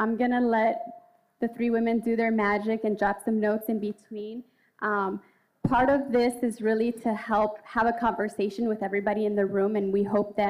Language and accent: English; Chicago, Illinois, United States; I'm a Chicago native